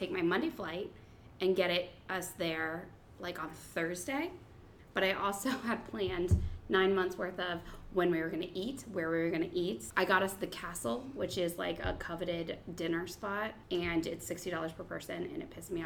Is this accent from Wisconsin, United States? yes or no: no; Columbus, Ohio, United States; I'm from Columbus